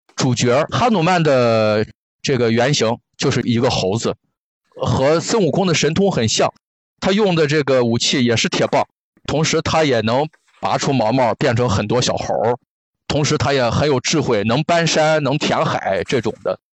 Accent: Qingdao, Shandong, China; 我家就是青岛的嘛，小的时候我妈妈单位组织春游

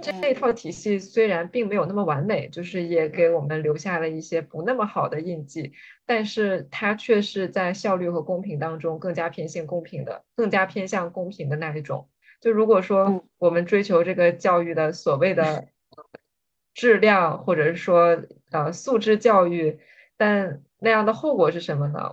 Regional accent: Jilin, China; 我是来自吉林省

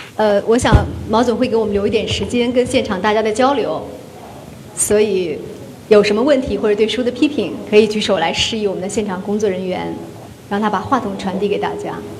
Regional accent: Shanxi, China; moved away; 一个生于一九七六年的人，在山西的一个环境里面

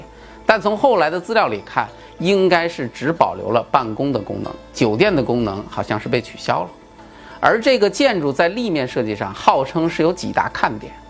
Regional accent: China; 我们中国人

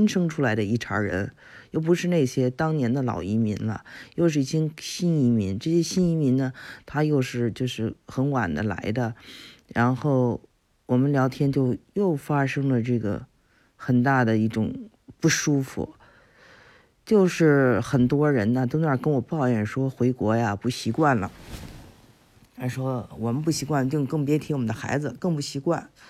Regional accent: China; 我们中国人

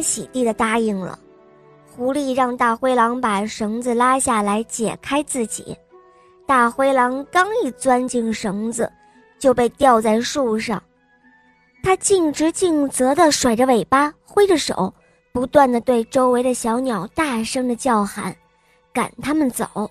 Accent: Huizhou, Guangdong, China; 我九岁了，我来自惠州

